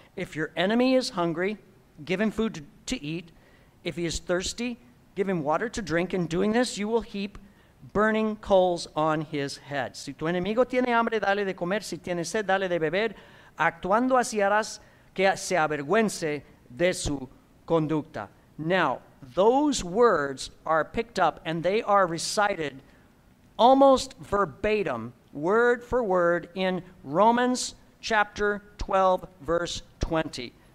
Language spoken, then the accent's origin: English; Midwest, United States; I'm from the Midwest